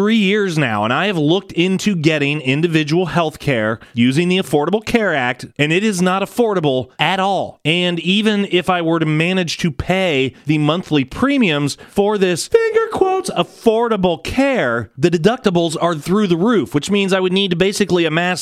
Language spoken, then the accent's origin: English; United States; as American people